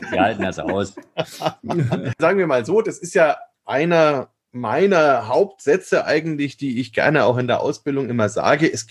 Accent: Bavaria, Germany; Und bei uns in Franken ist es halt schon so, dass das, ja, also Muttermilch vielleicht nicht, aber es ist einfach was, was integraler Bestandteil ist

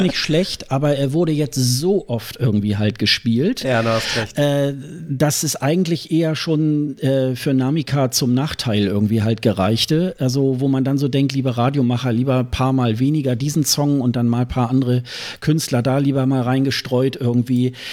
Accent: Germany; wir als, als Deutsche

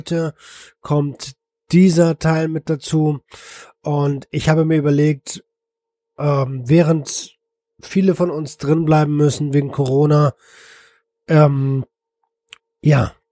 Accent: Berlin, Germany; ich komme aus Berlin, wohne jetzt hier und so.

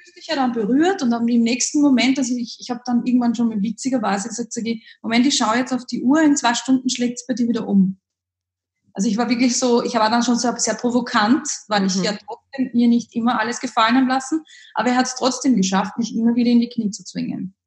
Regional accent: Upper Austria, Austria; Wie man vielleicht aus meinem Dialekt etwas hören kann, komme ich aus dem Süden, unterhalb von Deutschland, aus Österreich, aus Oberösterreich

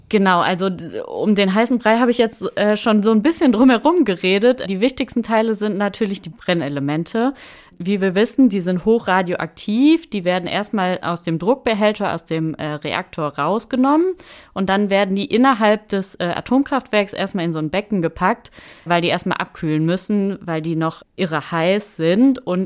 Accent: North Rhine-Westphalia, Germany; dann in Ahaus äh, in meiner Heimat im Münsterland

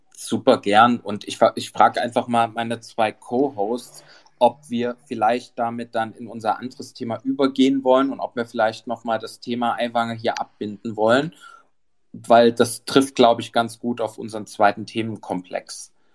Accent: Dresden, Saxony, Germany; bin ja aus Dresden.

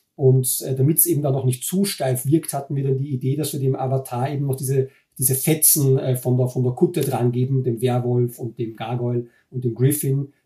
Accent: Linz, Upper Austria, Austria; moved away as an adult; also born or lived in Vienna; now in Germany; Äh, ich bin in Wien geboren, aber nur geboren. Ich bin aufgewachsen in Linz in Oberösterreich

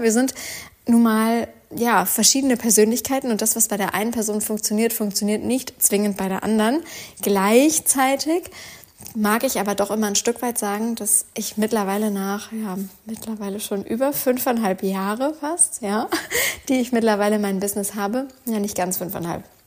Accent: Northern Germany, Germany; wie man hier bei uns im Norden sagt

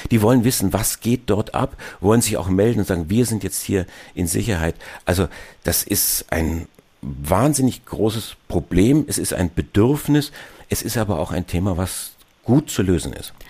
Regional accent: Germany; Auch wir als, als Deutsche

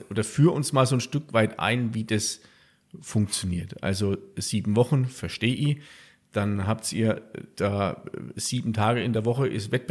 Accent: Garmisch-Partenkirchen, Bavaria, Germany

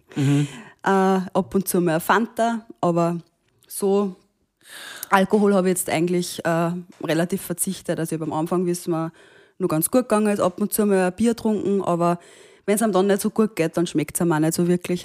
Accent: Austria; bin ich in Österreich geboren

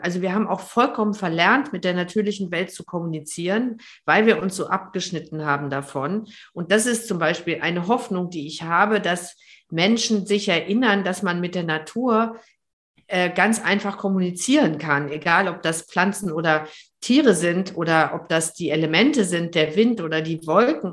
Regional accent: Germany

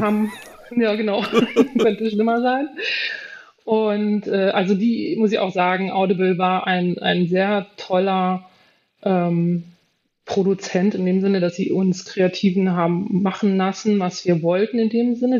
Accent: Germany; bei uns in Deutschland

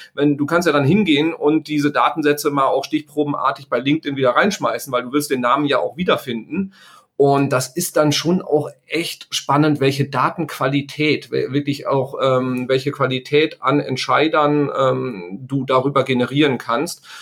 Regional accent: Sauerland, North Rhine-Westphalia, Germany; ich stamme aus dem Sauerland, da kommt der Bus halt irgendwie, äh, dreimal am Tag

